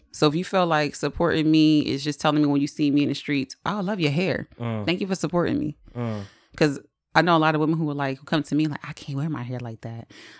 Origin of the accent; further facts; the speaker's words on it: Trenton, New Jersey, United States; Born and raised in Trenton.